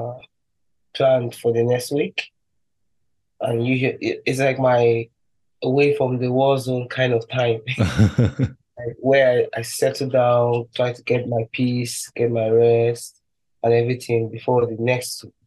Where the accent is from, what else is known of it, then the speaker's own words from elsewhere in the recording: Abuja, Federal Capital Territory, Nigeria; moved away as an adult; also born or lived in Enugu State / northern Nigeria / South Korea; I grew up in Abuja, this capital city